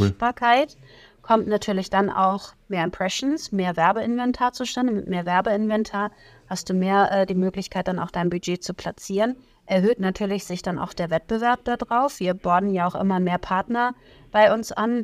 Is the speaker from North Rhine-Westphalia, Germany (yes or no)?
no; Plön, Schleswig-Holstein, Germany; moved away as an adult; now in Hamburg, Germany; ich komme aus Schleswig-Holstein, nicht ganz weit weg von euch